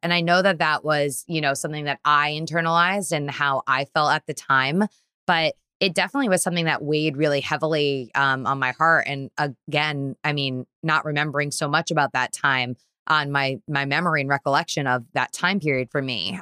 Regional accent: Trumbull, Connecticut, United States; also born or lived in Bridgeport, Connecticut; now in New York City, United States; I grew up in Trumbull, Connecticut

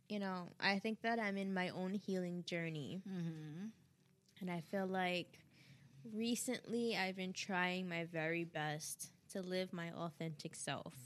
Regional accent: New York, United States; I'm from New York

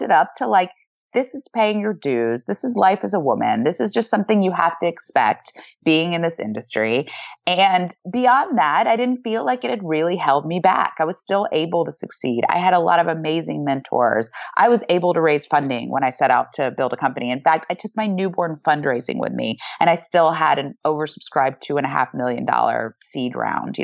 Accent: the South, United States; moved away; I grew up in the South

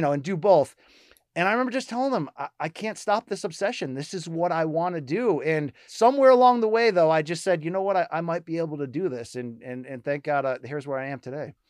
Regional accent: Connecticut, United States; I grew up in Connecticut

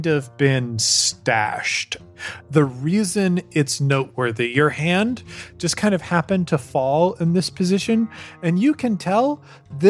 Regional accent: Colorado, United States; I'm from Colorado.

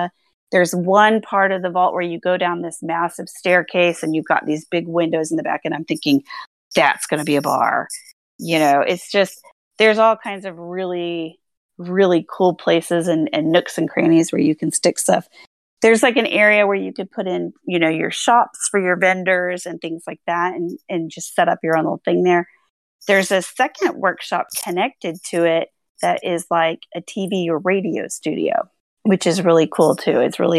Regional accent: Ireland; I'm not great at names. I'm Irish, you know.

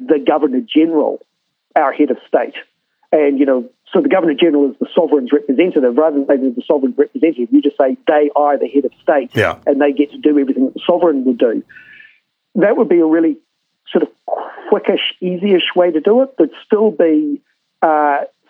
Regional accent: New Zealand; if we're a true proud nation, Aotearoa New Zealand and the South Pacific

